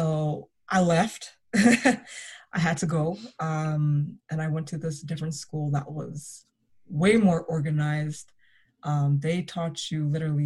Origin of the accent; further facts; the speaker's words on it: Toronto, Ontario, Canada; Growing up in Toronto was very interesting.